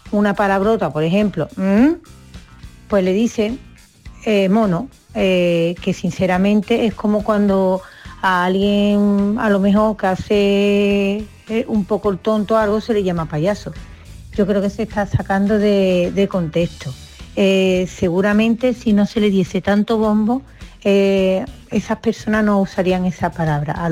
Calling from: Seville, Andalusia, Spain; de Sevilla.

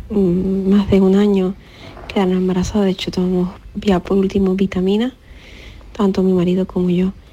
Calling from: Huelva, Andalusia, Spain; de Huelva.

